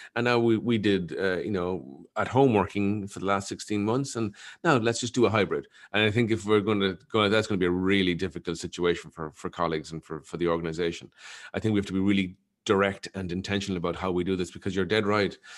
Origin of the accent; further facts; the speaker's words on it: Ireland; as an Irish person